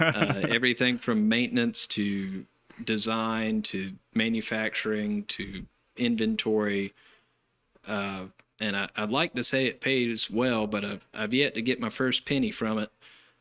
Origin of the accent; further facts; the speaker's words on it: Tarboro, North Carolina, United States; I was born and raised out at Coakley Crossroads, which is about six houses close to Speed, between Tarboro and Speed. When, I guess it was around 2002 or 2003, we ended up moving into town about a block and a half from where we're sitting at Town Hall now.